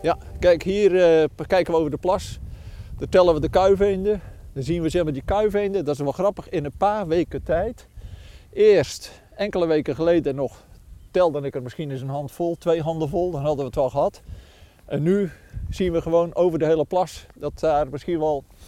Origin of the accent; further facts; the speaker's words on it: Goudswaard, South Holland, Netherlands; woonachtig, eigenlijk geboren en getogen in Goudswaard